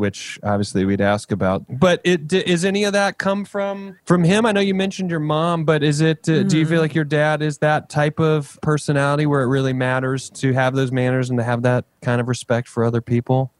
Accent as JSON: {"language": "English", "region": "South Carolina", "country": "United States", "said": "I'm from South Carolina."}